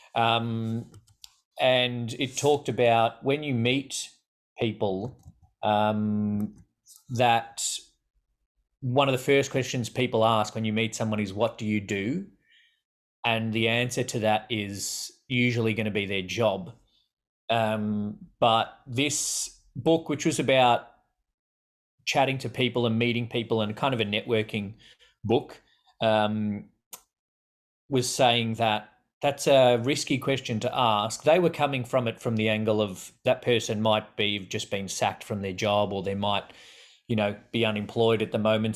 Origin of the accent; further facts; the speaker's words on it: Australia; accent: Australian; people will think we're English because of our accent and but then they'll a lot of people guess South African before they guess Australian